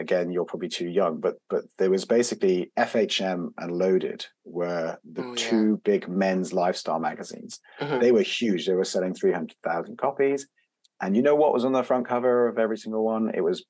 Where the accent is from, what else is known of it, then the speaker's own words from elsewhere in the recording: Belgium; but I grew up, I didn't grow up in the UK. I grew up in Belgium, and I grew up in an international environment. So my mother's French. Mm-hmm. My father's British